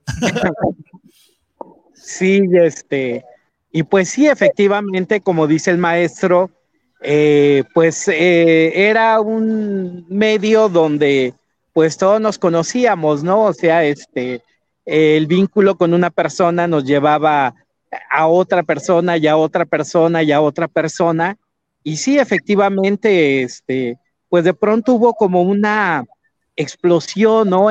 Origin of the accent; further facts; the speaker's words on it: Sierra Otomí-Tepehua, Hidalgo, Mexico; moved away as an adult; also born or lived in Pachuca / Guadalajara; Yo soy de la Sierra Otomite de un pequeño pueblo justo en el corazón de la sierra